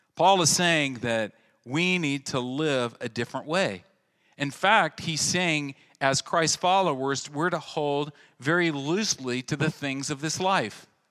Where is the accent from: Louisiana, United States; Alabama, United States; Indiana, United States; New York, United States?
Louisiana, United States; central; I went to a very large high school in central Louisiana, and I came from Brame Junior High.